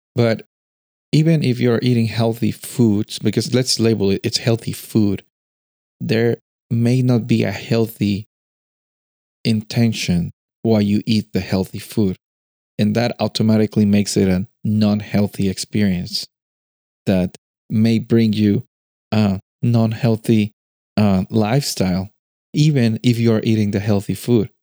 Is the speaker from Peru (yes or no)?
yes; Peru; moved away; I'm coming from Peru.